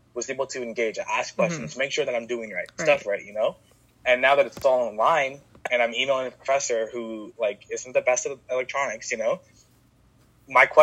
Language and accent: English; Stockton, California, United States; also born or lived in Chico, California; I actually ended up moving back to my hometown, Stockton